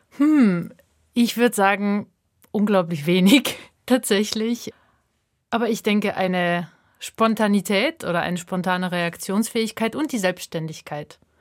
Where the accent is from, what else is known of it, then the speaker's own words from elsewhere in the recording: Lower Bavaria, Germany; moved away as an adult; also born or lived in Kazakhstan / Leipzig; now in Basel, Switzerland; Ich bin in Niederbayern aufgewachsen und dann vor knapp jetzt neun Jahren kam ich in die Schweiz zum Studieren und nach Basel.